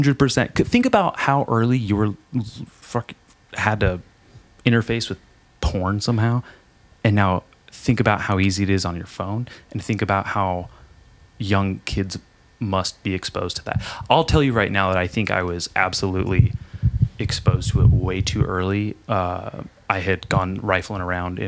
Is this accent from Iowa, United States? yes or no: no; Lompoc, California, United States; I'm from Lompoc, shark attack capital of California, Surf Beach